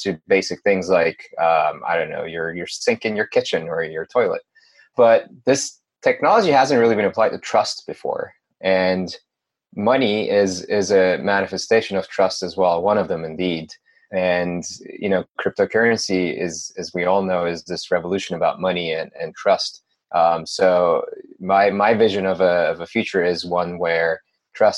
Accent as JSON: {"language": "English", "country": "Turkey", "moved": "as an adult", "lives_now": "United States", "said": "I'm originally from Turkey. I moved to the United States about 7 years ago or so."}